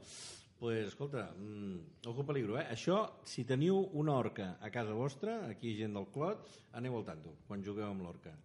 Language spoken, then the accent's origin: Catalan; Figueres, Catalonia, Spain; pels que som de fora d'aquí, els que som de Figueres